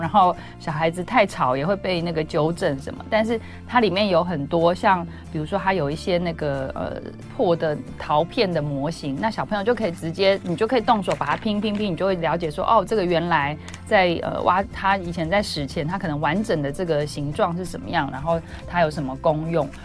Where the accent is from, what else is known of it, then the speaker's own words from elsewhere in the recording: Taipei, Taiwan; 我，我也是台北人